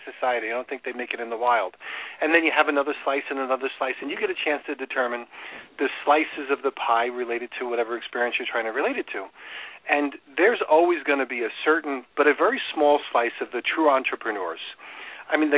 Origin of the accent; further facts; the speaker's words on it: New York, United States; moved away as an adult; also born or lived in Chicago; now in Florida, United States; I grew up in New York